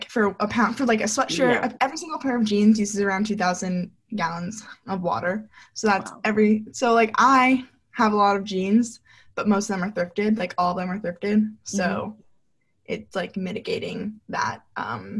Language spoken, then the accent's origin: English; New York, United States; also born or lived in North Carolina; I'm from New York.